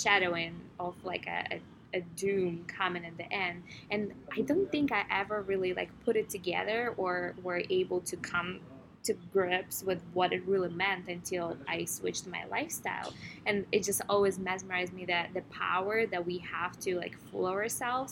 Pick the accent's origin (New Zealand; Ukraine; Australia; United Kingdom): Ukraine; I grew up in Ukraine